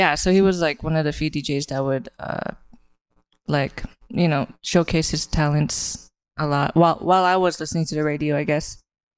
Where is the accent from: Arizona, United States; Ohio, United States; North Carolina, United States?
Arizona, United States; Glendale; borderline Glendale and Phoenix is where I grew up